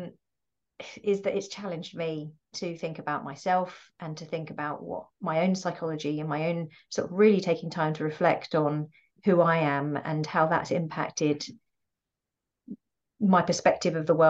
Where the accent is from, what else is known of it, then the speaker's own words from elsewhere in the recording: United Kingdom; I'm first generation UK born.